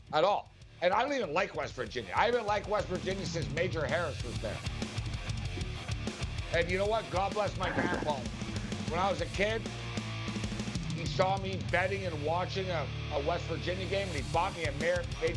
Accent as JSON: {"language": "English", "town": "Montreal", "region": "Quebec", "country": "Canada", "tie": "born or raised there", "moved": "yes", "lives_now": "Las Vegas, United States", "said": "I'm from Montreal. I haven't lived in Montreal in a long time, but I was born in Montreal"}